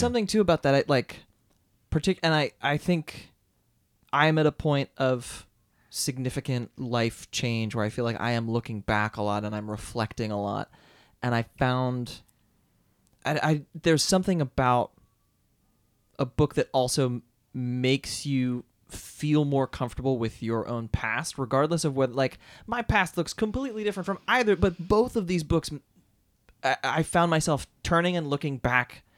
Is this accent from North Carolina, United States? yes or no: no; Philadelphia, Pennsylvania, United States; moved away as an adult; also born or lived in Boston; now in New York, United States; I grew up in Philadelphia.